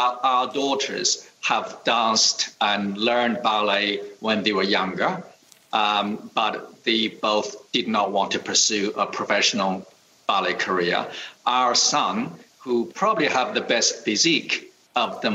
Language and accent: English; China; also born or lived in United States; now in Australia; I was born in 1961, right into that incredibly difficult period of time in China. During my youth, we grew up with no running water, no heating.